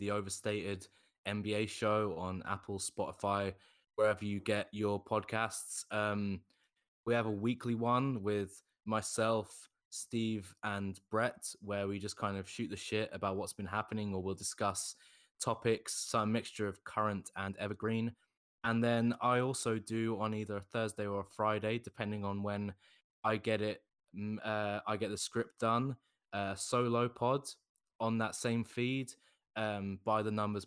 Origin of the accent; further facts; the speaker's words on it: United Kingdom; As being a Brit, we don't have anything like this in Britain